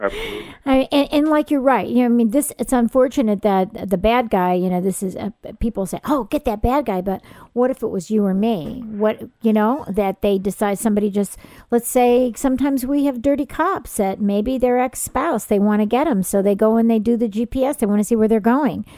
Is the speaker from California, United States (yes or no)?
yes; California, United States; I'm from California